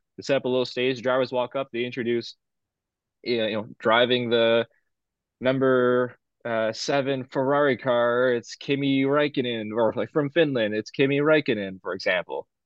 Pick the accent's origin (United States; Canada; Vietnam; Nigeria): Canada; I'm Canadian and, or we're, we're Canadian